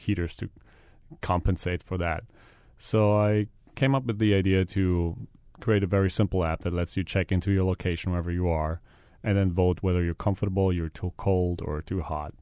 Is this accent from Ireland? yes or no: no; Germany; moved away as an adult; now in Hawaii, United States; I'm from Germany.